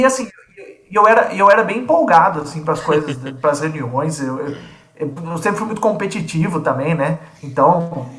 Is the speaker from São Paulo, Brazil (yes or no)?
yes; Piracicaba, São Paulo, Brazil; moved away as an adult; now in Limeira, Brazil; sou piracicabano, nasci em Piracicaba